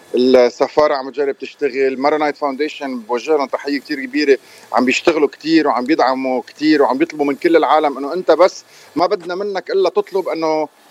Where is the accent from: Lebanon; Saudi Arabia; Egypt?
Lebanon; انا لبناني